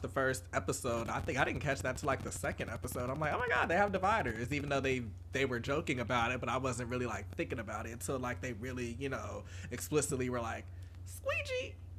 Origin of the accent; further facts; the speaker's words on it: Atlanta, Georgia, United States; growing up in Atlanta